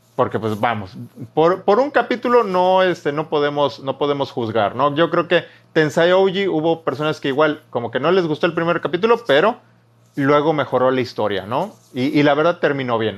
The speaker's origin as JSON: {"language": "Spanish", "region": "Veracruz", "country": "Mexico", "said": "Soy jarocho."}